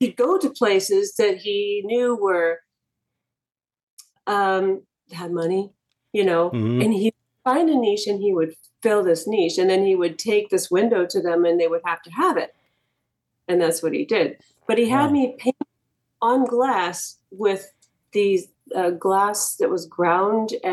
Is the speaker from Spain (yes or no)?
no; Bay Area, California, United States; also born or lived in Scotts Valley / Santa Cruz Mountains; I grew up in the Bay Area